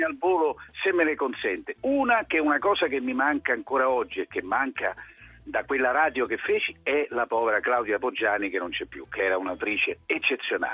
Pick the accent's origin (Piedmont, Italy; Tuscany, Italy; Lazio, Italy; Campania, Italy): Lazio, Italy; Rome; Io sono, sì, molto, direi anche troppo romano